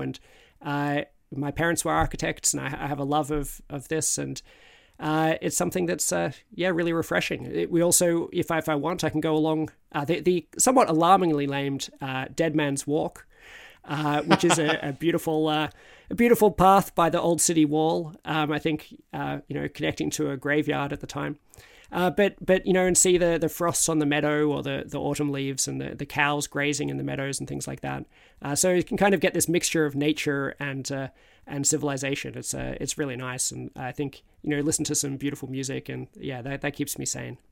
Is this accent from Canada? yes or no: no; Australia; now in United Kingdom; as an Australian in Britain